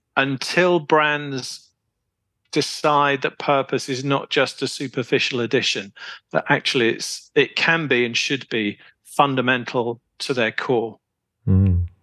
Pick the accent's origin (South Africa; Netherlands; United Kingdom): United Kingdom; moved away as an adult; also born or lived in Poland; being a Brit